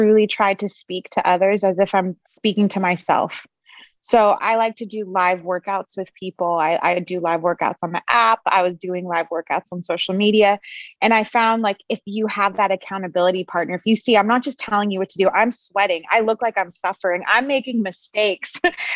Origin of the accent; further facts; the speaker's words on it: Los Angeles, California, United States; I'm from Los Angeles